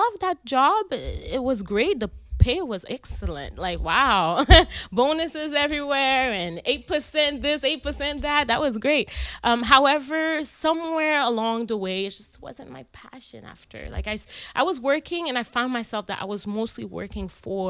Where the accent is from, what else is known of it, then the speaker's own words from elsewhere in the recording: Ottawa, Ontario, Canada; also born or lived in Haiti; I was born in Haiti, and I came to Canada when I was 5 years old in 1999. Yes, we came to Alta Vista